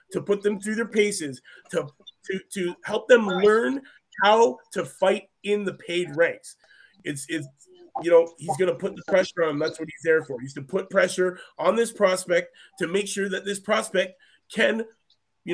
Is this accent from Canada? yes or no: yes; Canada; we're from Canada